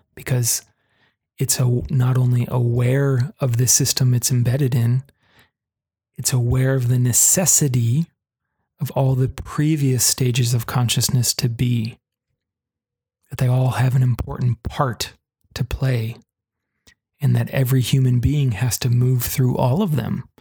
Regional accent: United States; here in the US, my home country

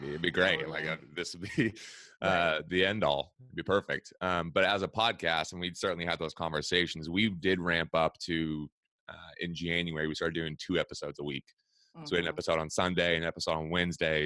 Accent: Washington, United States; moved away as an adult; also born or lived in Reno, Nevada; now in Las Vegas, United States; I'm from Washington, the state, originally. I went to school just outside Seattle.

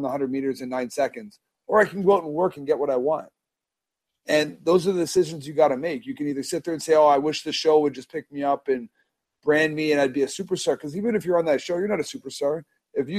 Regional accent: Toronto, Ontario, Canada; I'm from Toronto

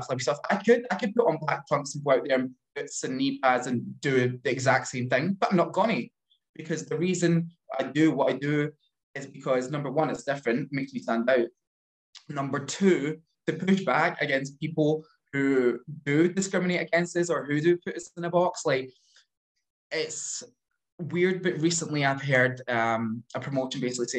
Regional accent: Glasgow, Scotland, United Kingdom; in my neck of the woods, I'm from Glasgow, so it's some of the areas are very rough.

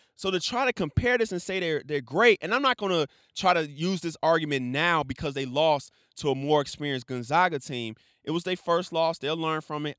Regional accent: Chicago, Illinois, United States; my hometown, city of Chicago.

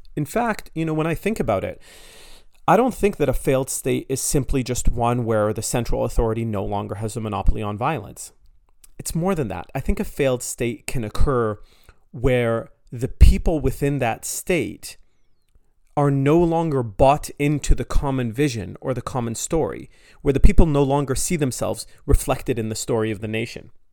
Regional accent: Canada; I'm Canadian. I live in Canada.

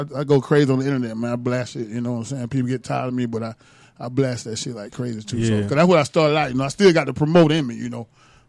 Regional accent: Atlanta, Georgia, United States; moved away; I went back to Atlanta for a minute. It's my hometown

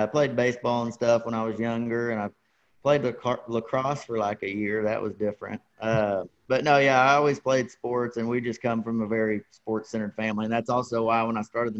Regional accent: Dallas, Texas, United States; I grew up in the Dallas area. That's where my family moved to when I was little

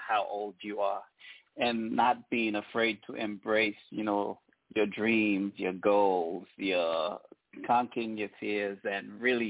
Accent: New York City, New York, United States; My home state, you know, where I grew up, I spend most of my time is New York City

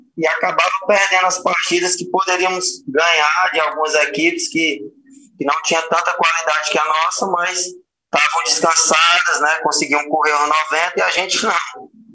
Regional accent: Ceará, Brazil; eu acabei ficando no Ceará, porque estava na minha terra, né, disputar a primeira divisão no clube da minha terra

